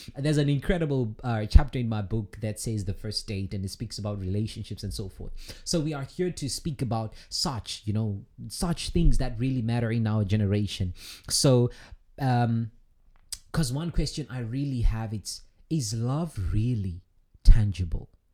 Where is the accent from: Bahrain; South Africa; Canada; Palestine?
South Africa; moved away as an adult; now in Russia; my home country, South Africa